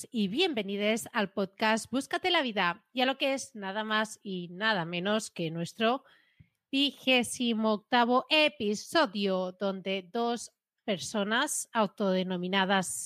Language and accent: Spanish; Catalonia, Spain; Yo como catalana hago cosas